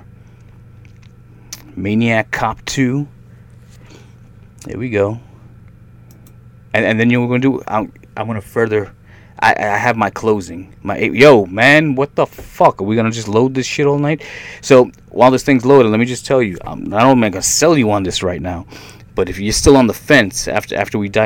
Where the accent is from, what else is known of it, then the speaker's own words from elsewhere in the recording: New York, United States; also born or lived in Brooklyn; now in Tampa, United States; I grew up in New York.